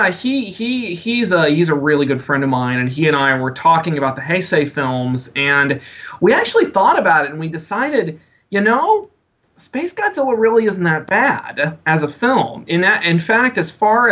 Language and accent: English; San Antonio, Texas, United States; now in Austin, United States; I was born and raised in San Antonio and living in Austin